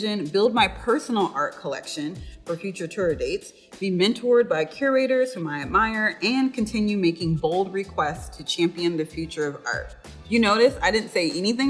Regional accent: Seattle, Washington, United States; I'm originally from Seattle, Washington

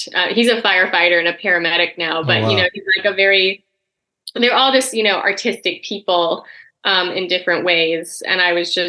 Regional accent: Eugene, Oregon, United States; moved away as an adult; also born or lived in Chicago; I grew up in Oregon

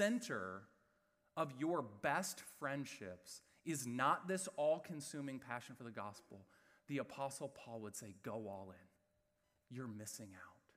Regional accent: West Lafayette, Indiana, United States; I grew up in West Lafayette, Indiana

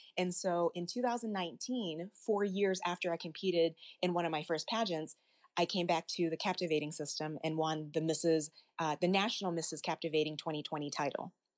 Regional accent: Arkansas, United States; as a child, I was born in the States, I was actually born in Arkansas, and I remember growing up as a young child

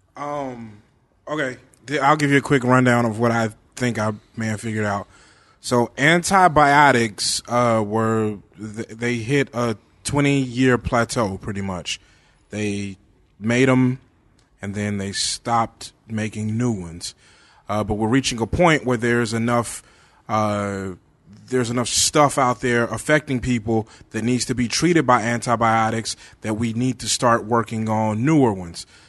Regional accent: Bernice, Louisiana, United States; my hometown, Bernice, Louisiana. Uh, I grew up there. I'm from there

